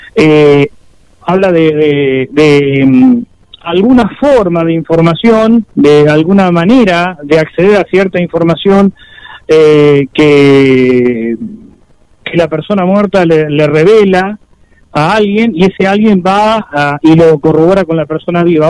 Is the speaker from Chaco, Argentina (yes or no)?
yes; Chaco, Argentina; yo nací en el Chaco